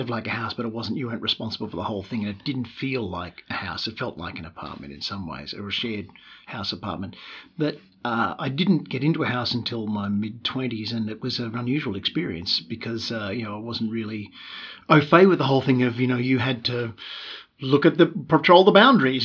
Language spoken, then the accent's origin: English; Melbourne, Victoria, Australia; moved away as an adult; also born or lived in Newcastle / United States; now in Sydney, Australia; was born in Melbourne, uh, in suburban Melbourne, uh, right. uh, in Springvale, a good uh, 15, 20 k's from Melbourne, uh, central city. I grew up in suburb of suburbs